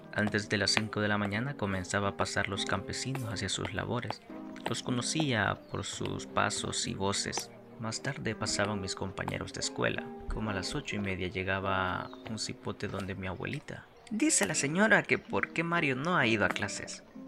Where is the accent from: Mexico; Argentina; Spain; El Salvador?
El Salvador; Santiago de María, Usulután; desde la tierra del Salvador, departamento de Usulután, Santiago de María